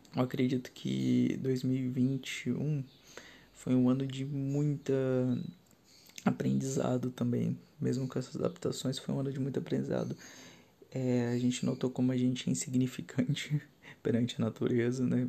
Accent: São Paulo, Brazil; moved away; sou paulistano, moro no interior de São Paulo há alguns anos já

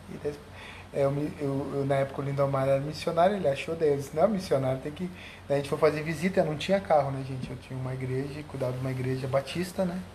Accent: Porto Alegre, Rio Grande do Sul, Brazil; also born or lived in Camboriú; now in Cachoeirinha, Brazil; Gaúcho da Gema, eu sou gaúcho de Porto Alegre, não sou tão da Gema

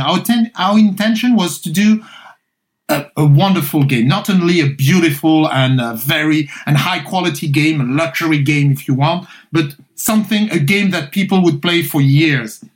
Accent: Paris, Île-de-France, France; I grew up in France, so I'm, i was born in Paris. I'm French.

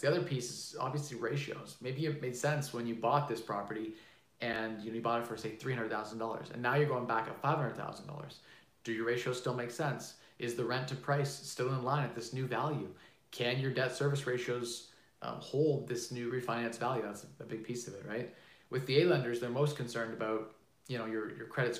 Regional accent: Canada; I'm Canadian

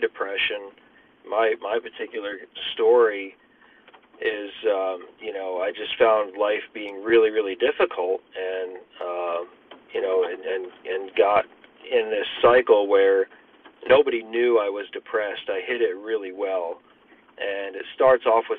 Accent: Pennsylvania, United States; moved away; also born or lived in Texas; I'm originally from Pennsylvania. And we moved back up here about 7 years ago

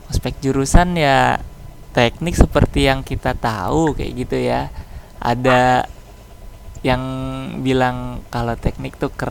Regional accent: Cileungsi, West Java, Indonesia; kalau aku dari Cilengsi dia dari Bekasi

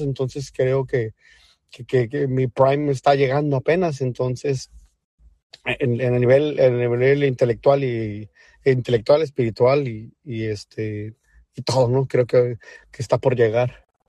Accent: Mexico; como latino o mexicano

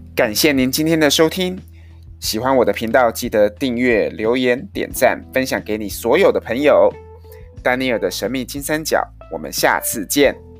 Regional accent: Taiwan; 我们台湾人

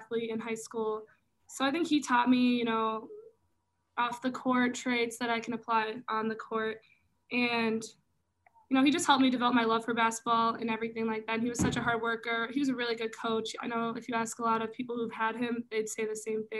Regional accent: Minnesota, United States; I am from Minnesota, so, you know, state of hockey

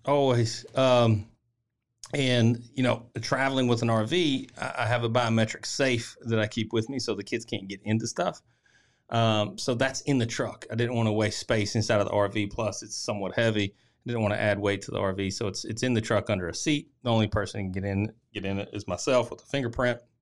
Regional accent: Tennessee, United States; I'm from Tennessee

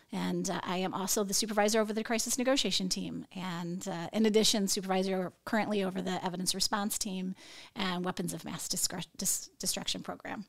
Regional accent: Northwest Indiana, United States; moved away; also born or lived in Nashville, Tennessee; I came from Northwest Indiana, and that's where I was born and raised

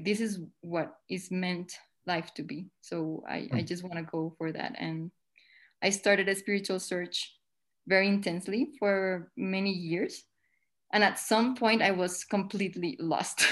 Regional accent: Colombia; I'm from Colombia in South America

